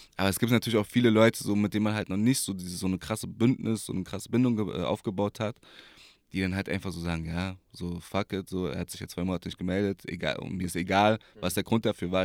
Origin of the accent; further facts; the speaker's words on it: Berlin, Germany; geboren, aufgewachsen hier in Berlin, Wedding, Moabit.